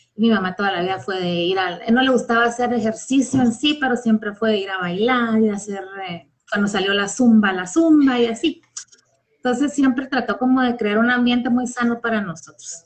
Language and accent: Spanish; Guatemala; soy guatemalteca y resido en Guatemala